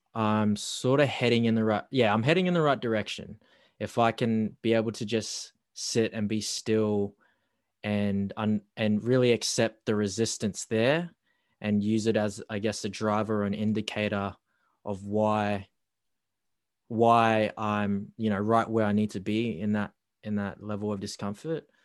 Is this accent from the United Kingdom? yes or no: no; Darwin, Northern Territory, Australia; moved away as an adult; now in Melbourne, Australia; the childhood days growing up in Darwin